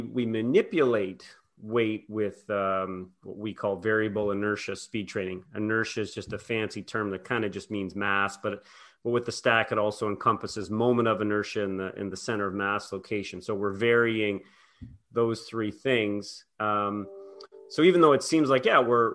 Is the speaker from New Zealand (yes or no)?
no; Prince Edward Island, Canada; I grew up in Prince Edward Island, Canada